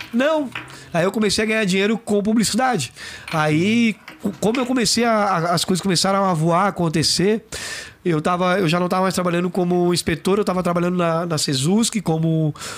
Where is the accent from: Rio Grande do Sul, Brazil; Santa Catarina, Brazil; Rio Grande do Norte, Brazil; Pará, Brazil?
Santa Catarina, Brazil; Florianópolis; accent: manezinho; Fui morar no Monte Verde, sou cria do Monte Verde